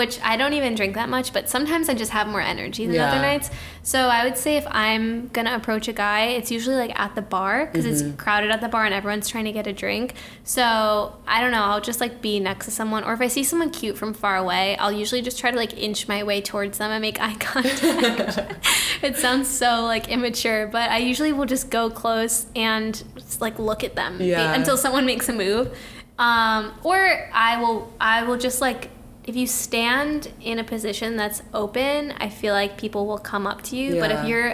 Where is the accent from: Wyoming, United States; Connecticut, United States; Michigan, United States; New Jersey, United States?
Connecticut, United States; moved away as an adult; I'm from Connecticut, so a lot of my friends from high school also moved here.